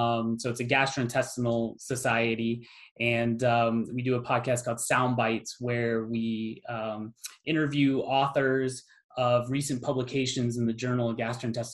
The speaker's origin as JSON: {"language": "English", "town": "Phoenix", "region": "Arizona", "country": "United States", "tie": "born or raised there", "also_born_or_lived": "Santa Monica, California", "said": "we moved when I was a toddler, we moved to Phoenix. And so I was raised in Phoenix."}